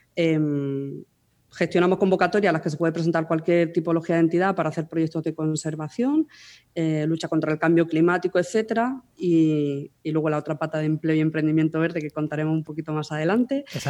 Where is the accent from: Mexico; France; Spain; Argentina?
Spain; Almería, Andalusia; moved away as an adult; now in Madrid, Spain; de Almería, de ahí mi acento, ¿no? Soy de allí